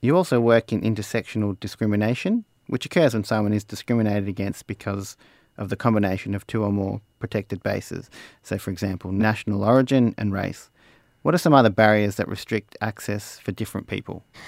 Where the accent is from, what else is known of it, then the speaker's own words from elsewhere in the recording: Australia; accent: broad Australian; I have a very broad Australian accent